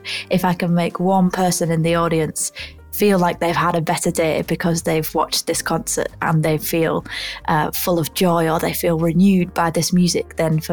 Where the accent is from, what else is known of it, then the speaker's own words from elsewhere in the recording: Ulverston, North West England, United Kingdom; now in London, United Kingdom; I'm originally from Ulverston, which is a really small town in the north of England, and I now live in London